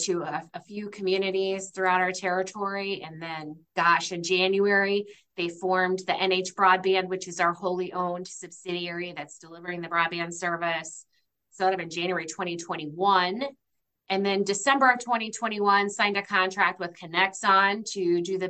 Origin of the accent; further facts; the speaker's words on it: Iowa and Minnesota, Midwest, United States; now in New Hampshire, United States; I'm from the Midwest. In fact, grew up in Iowa and Minnesota